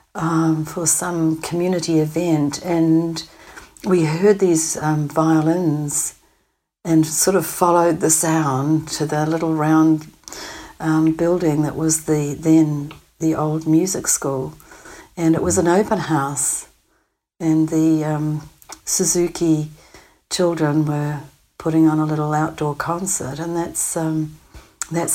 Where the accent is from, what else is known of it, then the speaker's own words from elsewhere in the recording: New Zealand; moved away as an adult; also born or lived in Manitoba, Canada; coming from New Zealand